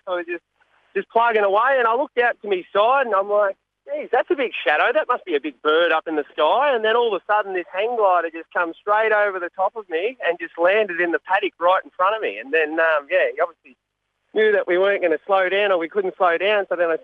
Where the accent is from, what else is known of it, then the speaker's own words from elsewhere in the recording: Australia; also born or lived in Central Victoria; We're Aussie